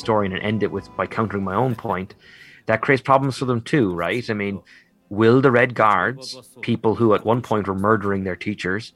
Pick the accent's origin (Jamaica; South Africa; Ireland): Ireland; I'm a proud Irish nationalist, and I'm very proud of being Irish